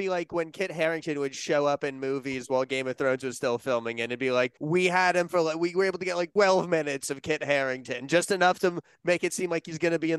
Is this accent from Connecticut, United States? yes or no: yes; Connecticut, United States; I grew up with in Connecticut.